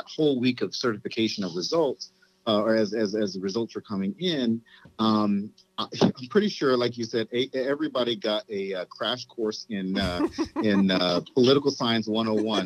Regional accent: the South, United States; now in Los Angeles, United States; I'm from the East Coast, I'm from the South

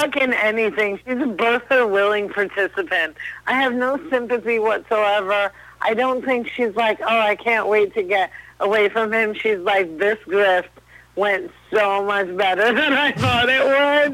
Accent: New Jersey, United States; I'm from New Jersey

